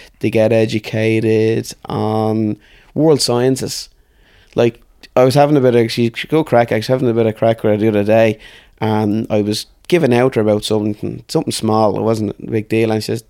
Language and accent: English; Dublin, Leinster, Ireland; So lived in Artane I grew up in Artane basically.